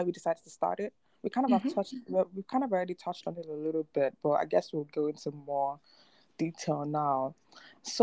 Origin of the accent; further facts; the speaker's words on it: Nigeria; also born or lived in United States; I am from Nigeria. I live in Nigeria now, but I used to live in the US